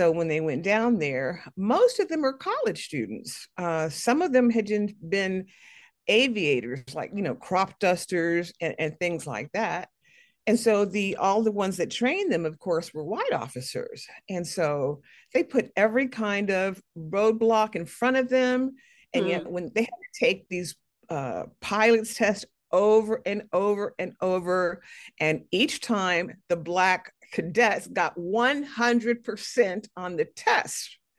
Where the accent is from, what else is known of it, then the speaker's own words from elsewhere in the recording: Chicago, Illinois, United States; I was born in Chicago